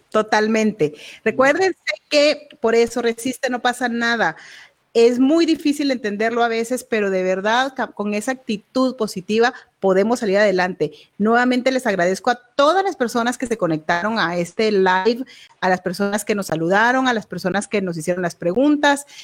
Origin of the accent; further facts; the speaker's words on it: Guatemala; así somos los guatemaltecos